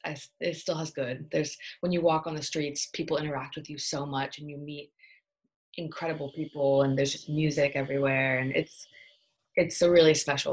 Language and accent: English; California, United States; Born and raised in the Bay Area. I grew up moving a lot. I've lived all over the US, but the Bay Area is home. I went to high school here and was born here.